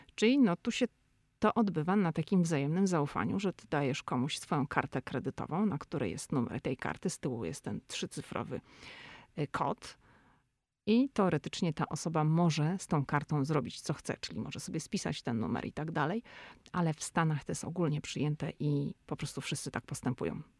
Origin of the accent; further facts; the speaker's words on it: Szczecin, West Pomeranian Voivodeship, Poland; now in United States; my jesteśmy ze Szczecina